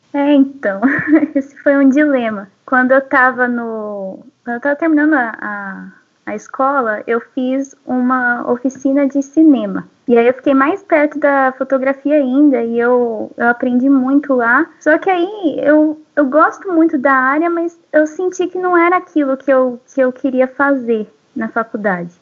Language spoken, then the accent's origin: Portuguese; São Paulo, Brazil; desde criança, assim, eu sou da cidade grande, né? Eu sou de São Paulo, capital.